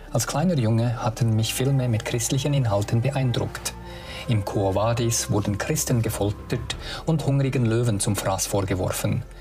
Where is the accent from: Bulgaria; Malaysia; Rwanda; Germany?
Malaysia; Sabah; German is a second language; moved away; in Borneo, in Saba, dort wo ich aufgewachsen bin, haben aufgenommen mit authentischen Bildern von diesen Orten und Schauplätzen, ja, wo ich gross